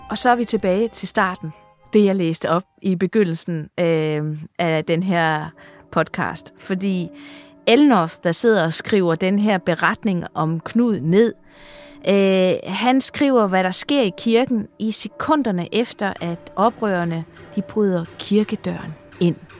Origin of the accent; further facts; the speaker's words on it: Funen, Southern Denmark, Denmark; now in Jutland, Denmark; nu er jeg jo Fynbo, der bor i Jylland